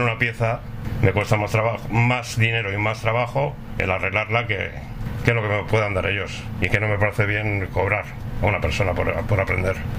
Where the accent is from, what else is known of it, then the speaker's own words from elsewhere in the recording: Leganés, Community of Madrid, Spain; moved away as an adult; Yo soy de Leganés.